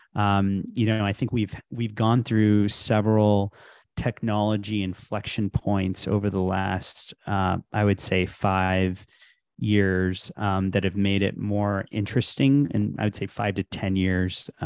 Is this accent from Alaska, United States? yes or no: no; Houston, Texas, United States; moved away as an adult; also born or lived in India / Illinois; I was born in India, I grew up in Texas, so, um, from Houston